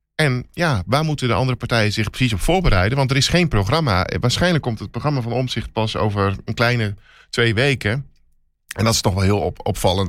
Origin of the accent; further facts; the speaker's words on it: Twente, Overijssel, Netherlands; ik kan het uitspreken als geboren Twentenaar